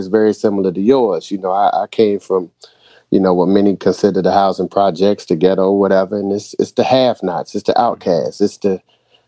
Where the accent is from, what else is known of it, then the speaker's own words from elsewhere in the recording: Boston, Massachusetts, United States; now in North Carolina, United States; originally I was from Boston. So I grew up in the same housing project as … before I moved to North Carolina